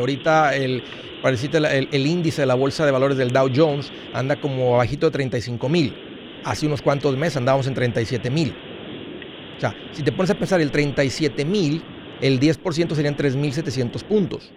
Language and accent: Spanish; Matamoros, Tamaulipas, Mexico; moved away; somos paisanos, somos del mismo pueblo